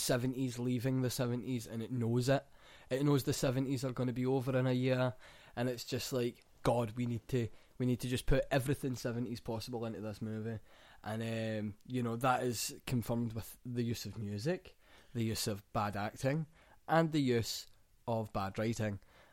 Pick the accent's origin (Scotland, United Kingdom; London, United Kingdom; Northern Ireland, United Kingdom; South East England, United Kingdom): Scotland, United Kingdom